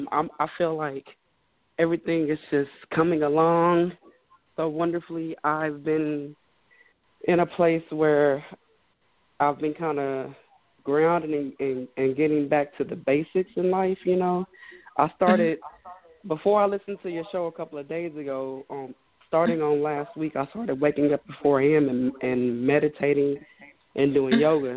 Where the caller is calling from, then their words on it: Houston, Texas, United States; I'm calling in from Houston.